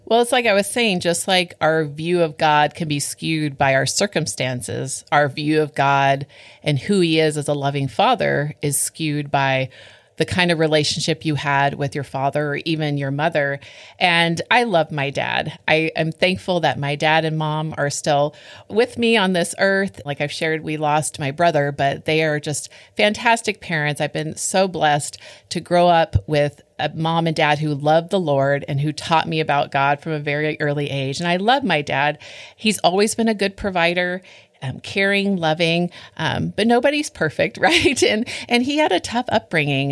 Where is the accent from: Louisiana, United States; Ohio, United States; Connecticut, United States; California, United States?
California, United States; I grew up in California